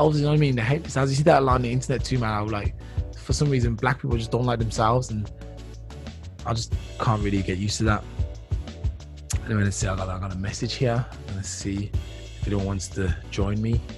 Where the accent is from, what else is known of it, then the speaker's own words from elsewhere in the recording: Birmingham, West Midlands, United Kingdom; moved away as an adult; now in Germany; I'm from the UK, so I was born in Birmingham